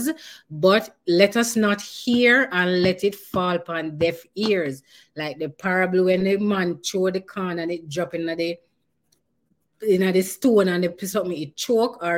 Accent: Jamaica; I'm Jamaican

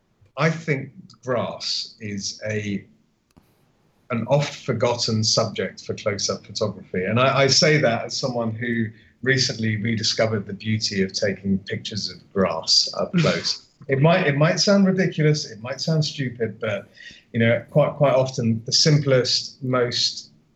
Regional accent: Austria; English is a second language; I'm from Austria, mate.

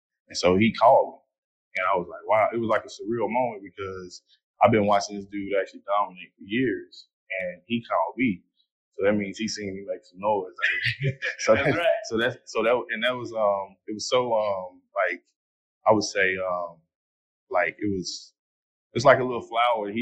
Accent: Fort Worth, Texas, United States; I'm from Fort Worth, Texas

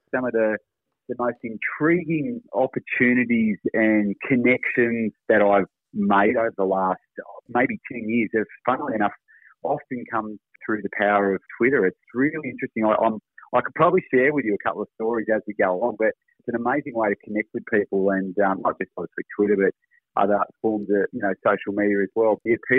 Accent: Tasmania, Australia; now in Gold Coast, Australia; we're both originally from Tassie.

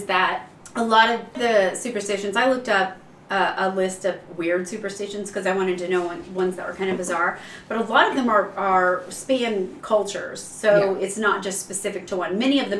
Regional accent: England, United Kingdom; I am, but I'm English, so right.

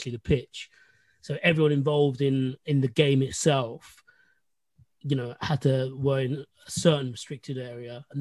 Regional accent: London, United Kingdom; I was born in London. My parents moved over in 1984. I was born in 1986

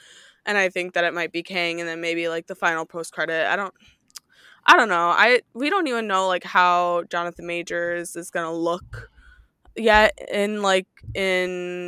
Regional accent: Midwest, United States; I am from the Midwest.

